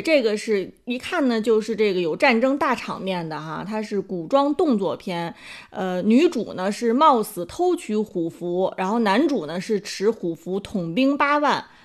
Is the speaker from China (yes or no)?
yes; China; 我们中国人